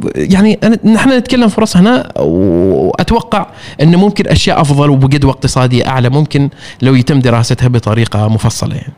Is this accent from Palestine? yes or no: no; Oman; انا عماني وانا سائح